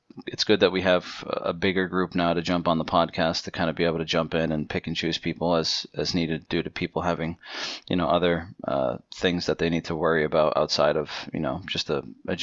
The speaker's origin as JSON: {"language": "English", "region": "New England", "country": "United States", "tie": "born or raised there", "said": "I'm Portuguese. My whole family's Portuguese, so soccer, football is kind of in our culture, in our blood. Growing up, I always played. I always watched. Here in the United States, it was tough when I was growing up"}